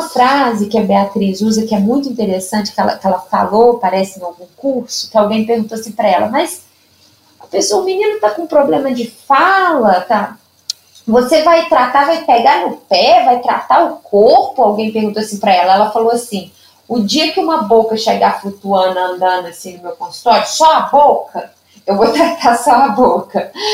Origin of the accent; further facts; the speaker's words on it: Lima Duarte, Minas Gerais, Brazil; accent: Zona da Mata Mineira; also born or lived in São José dos Campos, São Paulo; now in Juiz de Fora, Brazil; E eu sou é, nascida em São José dos Campos, né, em São Paulo, mas eu sou mineira, né? Porque eu fui criada, só nasci, morei até três anos de idade e vim para Lima Duarte, que é uma cidadezinha aqui do interior de Minas, perto de Juiz de Fora